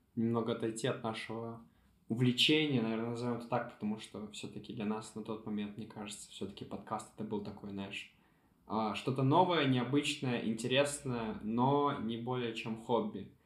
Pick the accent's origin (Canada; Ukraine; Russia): Ukraine; я из Украины